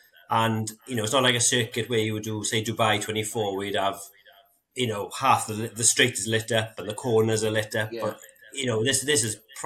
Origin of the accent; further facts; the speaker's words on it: Brechfa Forest, Wales, United Kingdom; I grew up playing around in Brechfa Forest, which is notoriously one of the most famous forests in kind of world rallying.